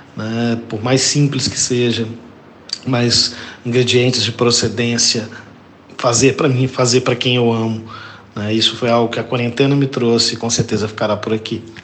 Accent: Belo Horizonte, Minas Gerais, Brazil; nasci há 54 anos em Belo Horizonte, sou um brasileiro mineiro

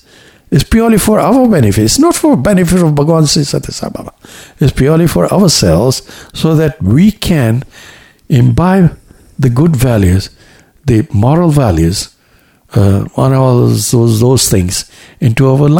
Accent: Kampala, Central Region, Uganda; born there; also born or lived in India; Incidentally, I was born in East Africa, in Kampala, in Uganda. So that time Uganda was still under British territory.

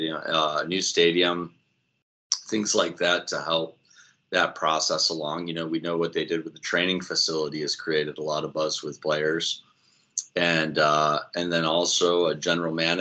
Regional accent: Syracuse, New York, United States; also born or lived in Rochester area; I was born and raised in upstate New York, not far from Buffalo. My family's from the Rochester area. We kind of live in that city and then peppered kind of in the Buffalo direction. I grew up in Syracuse

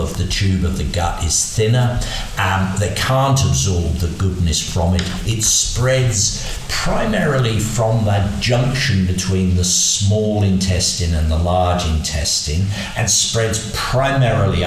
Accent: Berkshire, South East England, United Kingdom; when I was growing up in Berkshire in dairy cattle

